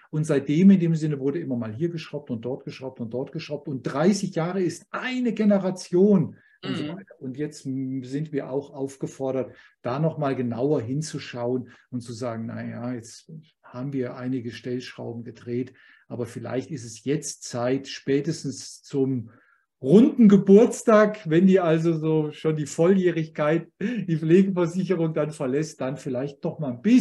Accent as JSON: {"language": "German", "region": "Hesse", "country": "Germany", "said": "Ich sage also, nein, ich komme aus Hessen, aber ich finde es schön."}